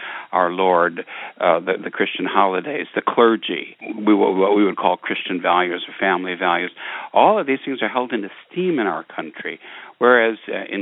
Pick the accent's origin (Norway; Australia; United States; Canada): United States; As an American